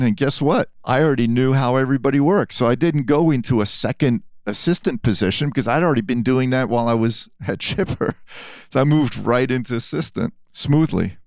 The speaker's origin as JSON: {"language": "English", "town": "New York City", "region": "New York", "country": "United States", "tie": "born or raised there", "also_born_or_lived": "France", "said": "I did grow up in New York from time I was seven"}